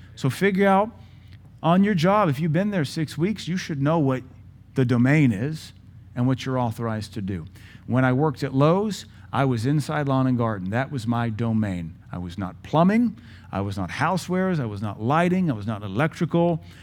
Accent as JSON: {"language": "English", "country": "United States", "said": "I'm a U S citizen"}